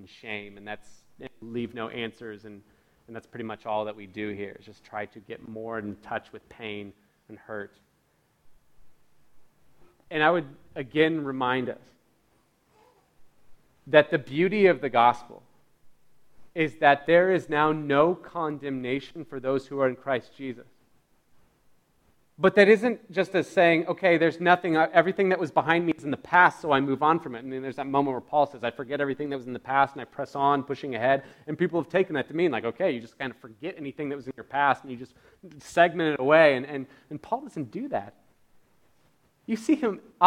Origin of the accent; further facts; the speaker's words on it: United States; being born and raised in America